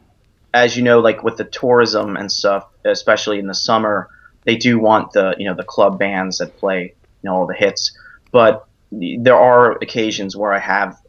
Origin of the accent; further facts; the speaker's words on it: Cranford, New Jersey, United States; moved away; I'm from Jersey, actually, up in Cranford